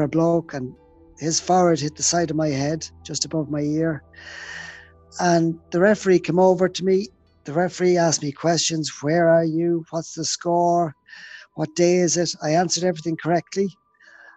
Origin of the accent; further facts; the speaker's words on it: Ireland; it was very, very foggy in my hometown